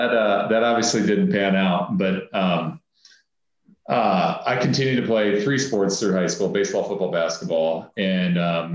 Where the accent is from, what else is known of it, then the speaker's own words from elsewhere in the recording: Harlan, Iowa, United States; My hometown's Harlan's only an hour up the road from Omaha.